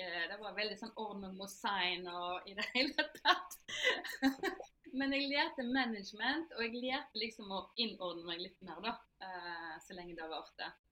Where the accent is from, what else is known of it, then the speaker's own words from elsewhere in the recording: Norway; moved away as an adult; also born or lived in Germany / Italy; jeg er født her i Norge